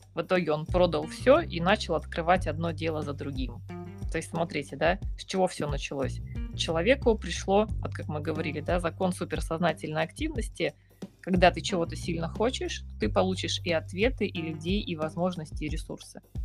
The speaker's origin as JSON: {"language": "Russian", "town": "Yakutsk", "region": "Sakha Republic", "country": "Russia", "said": "я э, Россия, город Якутск, север"}